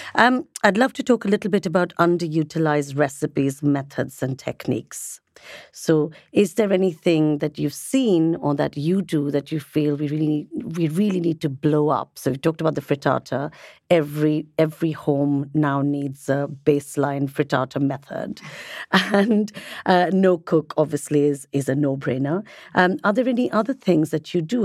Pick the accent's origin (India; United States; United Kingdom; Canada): India; I'm obviously from India